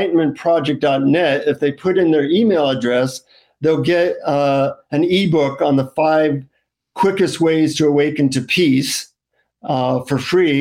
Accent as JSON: {"language": "English", "country": "United States", "said": "from the United States"}